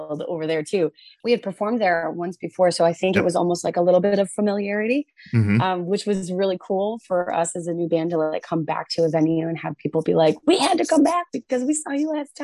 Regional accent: Pine Knob Music Theater, Michigan, United States; that's Pine Knob Music Theater. Like that's my hometown. I went to my first concert ever at that venue

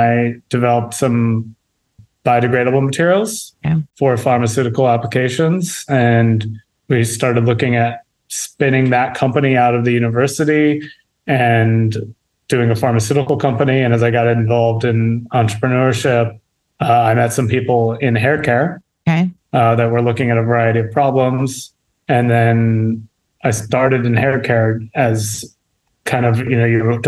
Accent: Illinois, United States; moved away as an adult; now in Santa Barbara, United States; I grew up in the Midwest, so I grew up in Illinois

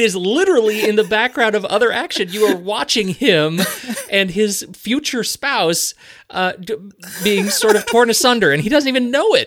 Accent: United States; also born or lived in Korea; I'm an American

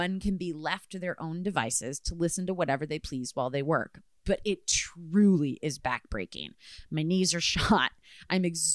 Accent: Midwest, United States; I am from the Midwest

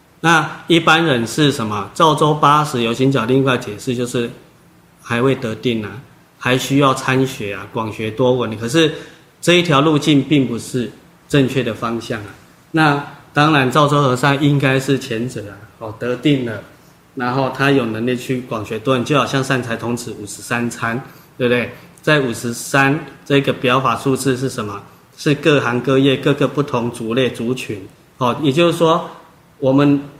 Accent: China; 尚且老祖宗的智慧高深，我们中国人讲什么？博大精深。

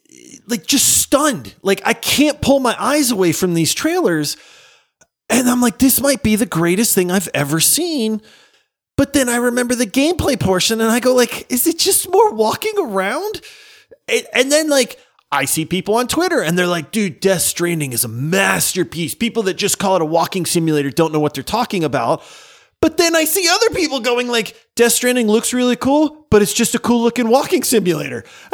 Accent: Louisiana, United States; I'm from Louisiana. I've eaten frog legs.

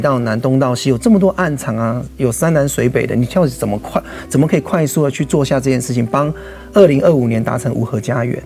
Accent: Taiwan; 我们这一群人都是台湾土生土长的原生种

